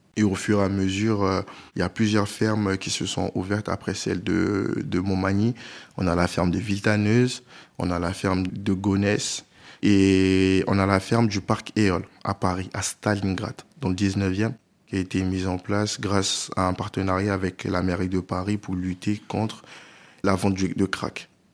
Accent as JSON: {"language": "French", "town": "Abidjan", "country": "Côte d’Ivoire", "tie": "born or raised there", "moved": "yes", "lives_now": "France", "said": "Je suis né euh, en France et j'ai grandi en Côte d'Ivoire. Donc euh, à Abidjan, on avait une grande maison"}